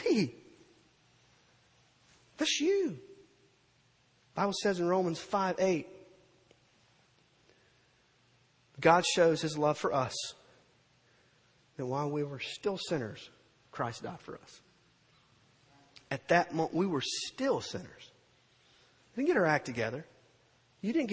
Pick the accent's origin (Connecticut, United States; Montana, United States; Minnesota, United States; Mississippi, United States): Mississippi, United States; Purvis; moved away as an adult; now in Gulfport, United States; I graduated high school from Purvis, Mississippi